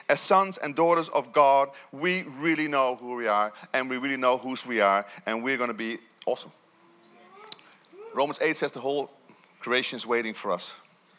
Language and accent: English; Netherlands; Growing up in Holland, although I had great parents